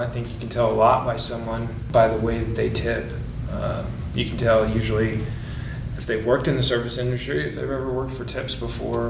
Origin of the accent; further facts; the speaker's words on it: Du Quoin, Illinois, United States; moved away as an adult; also born or lived in Lake Wales, Florida; I'm originally from Southern Illinois, a small town, DuCoin, Illinois. It's about 6,000 people